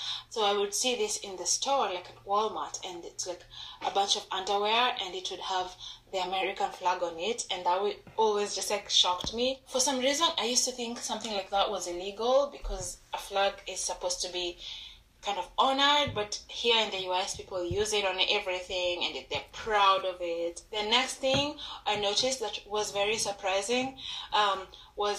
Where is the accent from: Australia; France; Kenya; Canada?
Kenya; moved away as an adult; now in United States; I'm from Kenya